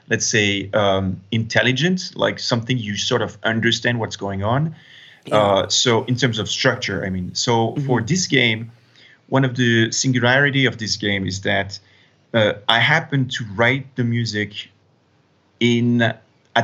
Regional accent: France; also born or lived in United States; I'm French, as you said, and I've been educated in France

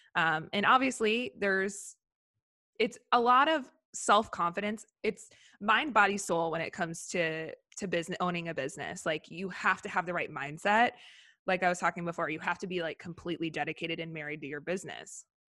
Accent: Minneapolis area, Wisconsin, United States; moved away as an adult; also born or lived in Miami / Tokyo; now in Los Angeles, United States; I grew up in Minneapolis area, Wisconsin, but right on the border

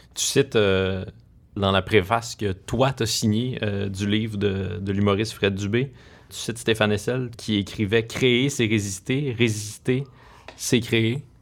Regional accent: Rouyn-Noranda, Quebec, Canada; j'ai grandi à Rouen-Noranda

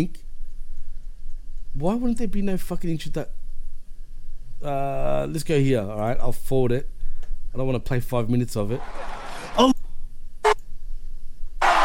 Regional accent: Melbourne, Victoria, Australia; I'm from Melbourne, Australia

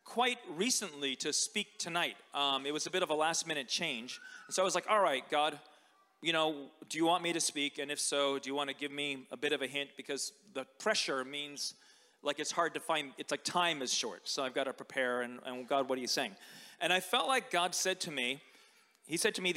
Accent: United States; moved away; growing up in America, a fortnight was like a vocabulary word from my English literature class

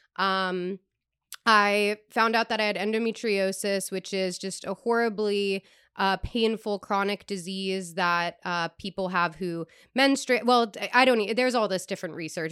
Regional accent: East Coast, United States; moved away; I come from the East Coast

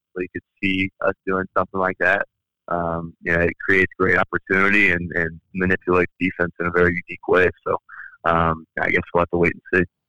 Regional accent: Indianapolis, Indiana, United States; my hometown of Indianapolis

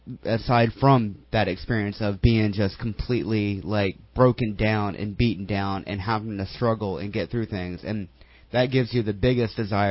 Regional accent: North Carolina, United States; I'm from North Carolina. I grew up, and I wouldn't call it a holler

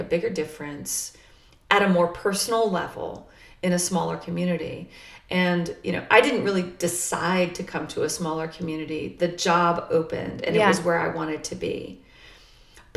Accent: Arlington, Texas, United States; now in Halifax County, United States; I grew up in Dallas-Fort Worth. Yeah. I grew up in Arlington, which is a huge, just overwhelmingly large suburb.

